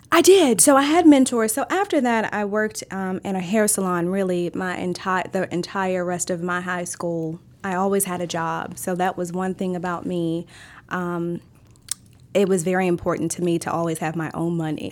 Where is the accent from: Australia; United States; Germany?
United States; Maryland; born or raised there